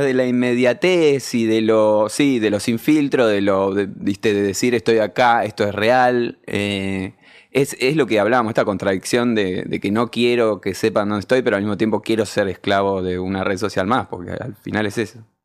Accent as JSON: {"language": "Spanish", "region": "Buenos Aires", "country": "Argentina", "said": "yo soy muy porteño"}